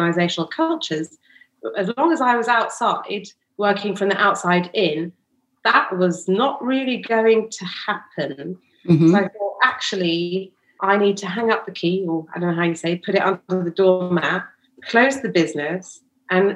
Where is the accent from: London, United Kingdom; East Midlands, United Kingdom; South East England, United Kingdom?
London, United Kingdom; We were born and bred in London